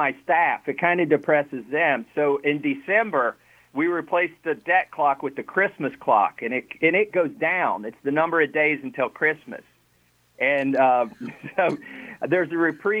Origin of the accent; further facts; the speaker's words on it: Kentucky, United States; moved away as an adult; also born or lived in New England; my wife and I moved back to Kentucky from New England